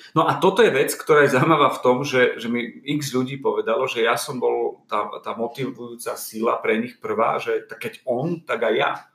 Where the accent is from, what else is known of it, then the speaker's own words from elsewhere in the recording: eastern Slovakia, Slovakia; moved away; som z východu